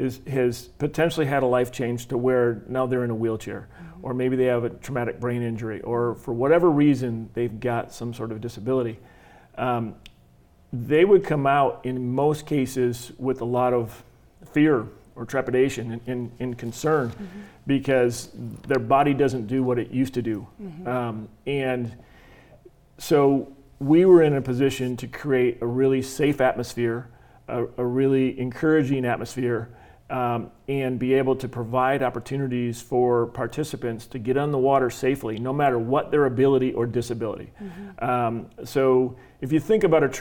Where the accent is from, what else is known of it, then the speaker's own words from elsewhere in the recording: Michigan, United States; now in Arizona, United States; I grew up water skiing in Michigan